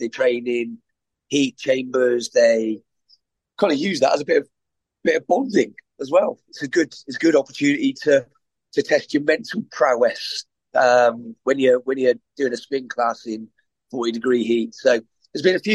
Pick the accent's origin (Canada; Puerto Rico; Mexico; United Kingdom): United Kingdom; England; I'm from England